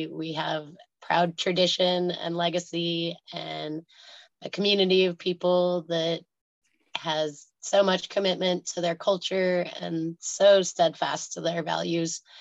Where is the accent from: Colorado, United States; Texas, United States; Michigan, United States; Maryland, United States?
Colorado, United States; as a person who was born and raised in Colorado, who never went to Commerce City